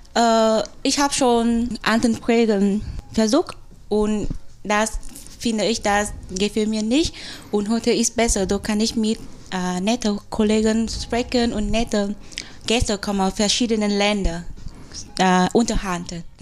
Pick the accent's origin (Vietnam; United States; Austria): Vietnam; German is a second language; moved away as an adult; now in Germany; ich komme aus Vietnam